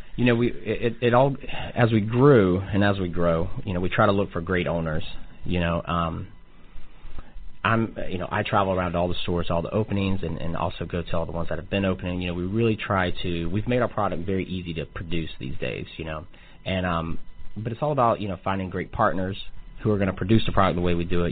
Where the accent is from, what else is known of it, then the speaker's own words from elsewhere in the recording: Atlanta, Georgia, United States; now in Kansas City, United States; I'm from Atlanta, Georgia